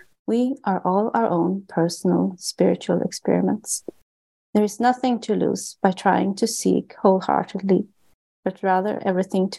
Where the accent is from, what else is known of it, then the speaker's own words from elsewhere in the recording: Sweden; I was born and raised in Sweden, which is one of the most agnostic and atheistic countries on the globe